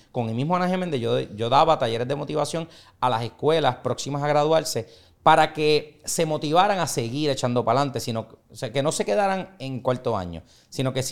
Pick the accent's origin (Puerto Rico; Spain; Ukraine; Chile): Puerto Rico; San Juan; Yo soy de Puerto Nuevo, soy del barrio